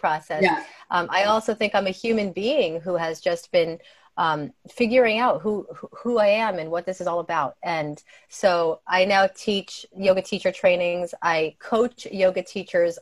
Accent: New Jersey, United States; I grew up in New Jersey

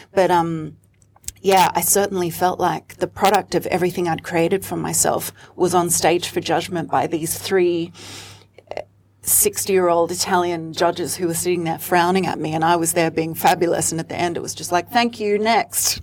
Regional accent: Sydney, New South Wales, Australia; moved away as an adult; now in Melbourne, Australia; I'm actually from Sydney. I grew up in Sydney in queer spaces as a DJ, as a performer, as a front woman of those bands

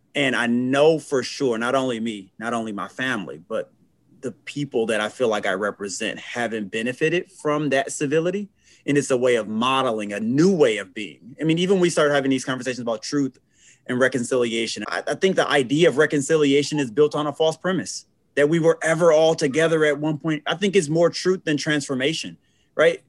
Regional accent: Flint, Michigan, United States; right in Flint, Michigan, where I'm from. More specifically, born and raised in North Flint

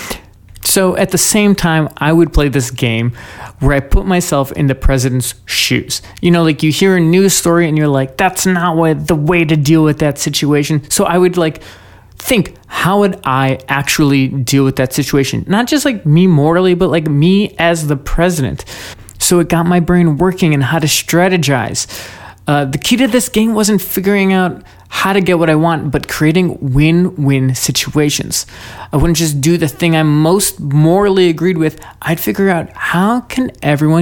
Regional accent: United States; I'm an American. I was born here

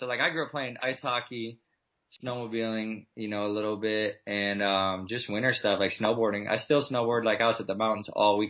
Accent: Midwest, United States; I mean, I grew up in the Midwest where basically it's snowing half the year. Really, really cold.

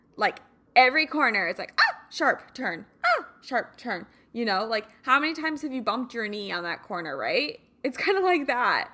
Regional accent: Kansas, United States; now in California, United States; I grew up in the Midwest, so, you know, in Kansas, summers were usually very, very hot and humid

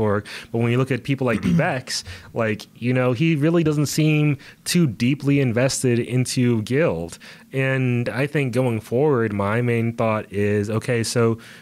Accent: United States; We are from America

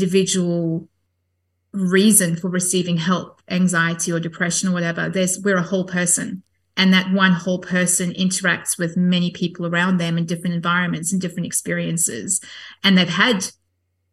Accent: South Africa; I grew up Catholic in South Africa.

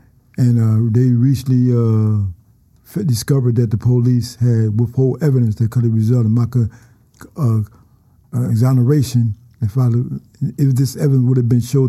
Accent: Philadelphia, Pennsylvania, United States; Around North Philly, around Brewer and Girard.

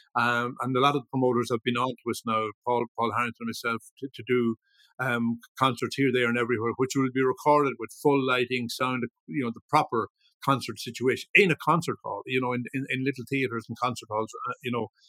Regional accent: Ballyshannon, Ulster, Ireland; also born or lived in Dublin; now in Leitrim, Ireland; I was born I was born in Dublin grew up in Ballyshannon, uh, and have spent the last almost 50 years here in Leitrim.

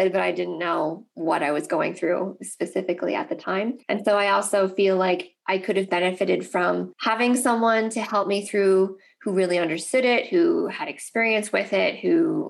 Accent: Nova Scotia, Canada; I'm Canadian, and so I am actually from the East Coast of Canada, from Nova Scotia

